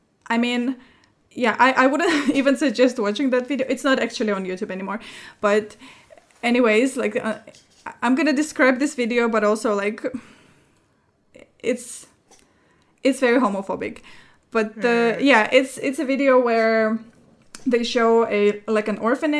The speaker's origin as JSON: {"language": "English", "country": "Russia", "moved": "yes", "said": "my home country, in Russia"}